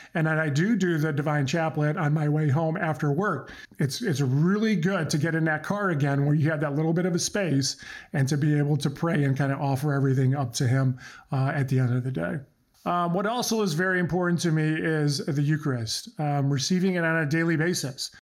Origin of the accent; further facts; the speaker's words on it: United States; first language Croatian; English is a second language; My parents came over from Croatia um, many, many years ago, uh, 1970. I was born here in the States